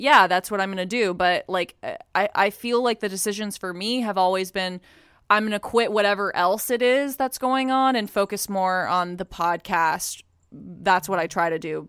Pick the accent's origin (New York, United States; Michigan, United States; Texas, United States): Texas, United States; growing up in Texas